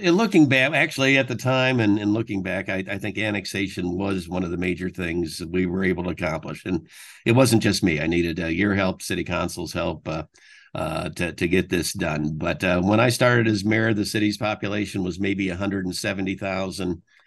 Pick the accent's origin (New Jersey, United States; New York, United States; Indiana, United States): Indiana, United States; Fort Wayne; also born or lived in Bloomington, Indiana / New Haven, Connecticut; I, I was actually born in Bloomington, Uh, but, uh, the family had always been from Fort Wayne, so I, I was raised in Fort Wayne